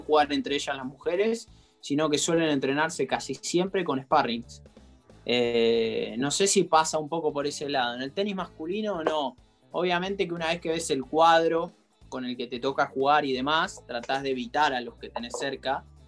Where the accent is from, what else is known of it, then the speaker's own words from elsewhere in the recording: Argentina; en el momento que yo era chico y siendo argentino